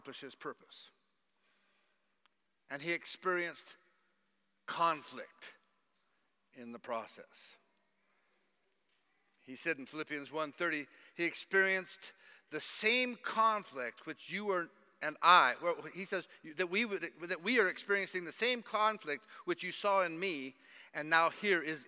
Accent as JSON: {"language": "English", "country": "United States", "moved": "yes", "said": "I'm an American and that I've been here for a while"}